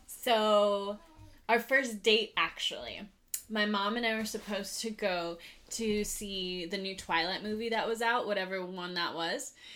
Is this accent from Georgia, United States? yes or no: no; Lake Arrowhead, California, United States; also born or lived in Monterey; I grew up in Lake Arrowhead. I was born on the mountain and raised there